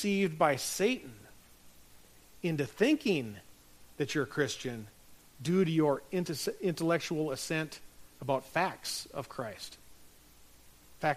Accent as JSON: {"language": "English", "region": "North Dakota", "country": "United States", "tie": "born or raised there", "moved": "yes", "said": "my hometown up in North Dakota"}